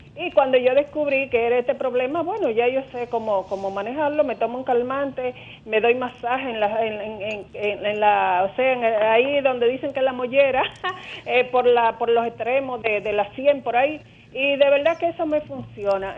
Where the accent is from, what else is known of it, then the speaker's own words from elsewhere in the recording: Dominican Republic; como dominicana